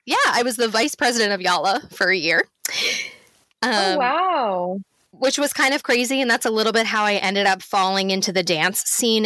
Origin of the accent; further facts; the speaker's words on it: Limerick, Munster, Ireland; now in United States; And I was like, fine, whatever. I'm from Limerick.